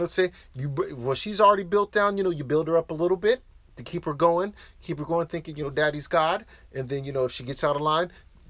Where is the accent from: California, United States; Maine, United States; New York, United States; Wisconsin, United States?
Wisconsin, United States; Milwaukee; we are from Milwaukee